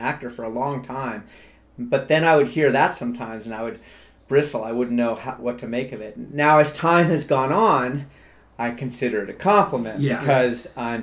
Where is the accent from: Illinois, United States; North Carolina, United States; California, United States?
California, United States; Palos Verdes; also born or lived in Carmel, California / Hollywood, California; I was born in Carmel, California. My parents moved down to Palos Verdes when I was in third grade.